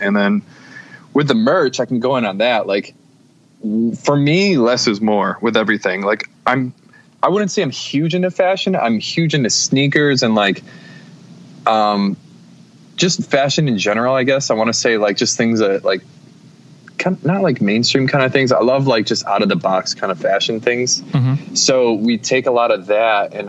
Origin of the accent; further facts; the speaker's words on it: Syracuse, New York, United States; No, so I was born in Syracuse, kind of like right in the city of Syracuse, and then moved out to like this, like when I started school, I was in the suburbs, just like a regular fucking kid.